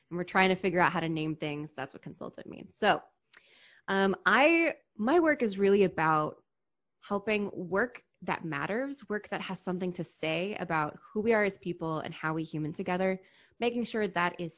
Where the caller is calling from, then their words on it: DC metro area, United States; I am in the DC metro area, which means I am not in the city, but I can reach it by metro.